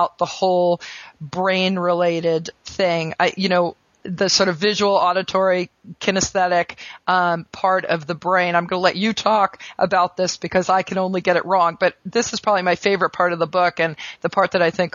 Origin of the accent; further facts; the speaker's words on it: United States; I'm an American